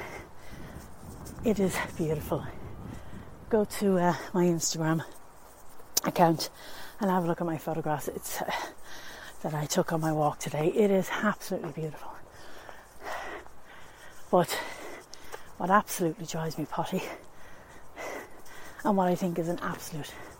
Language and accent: English; Tallaght, Leinster, Ireland; I'm from Talla in County Dublin